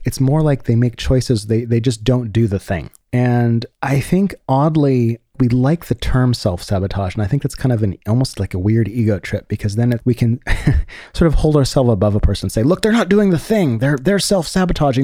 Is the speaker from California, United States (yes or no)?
yes; San Francisco, California, United States; I'm from San Francisco